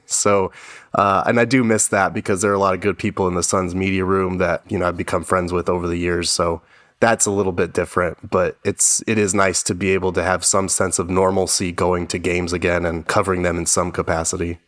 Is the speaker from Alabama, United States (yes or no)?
no; Albuquerque, New Mexico, United States; moved away as an adult; now in Arizona, United States; I'm from Albuquerque, New Mexico, and came out here to A S U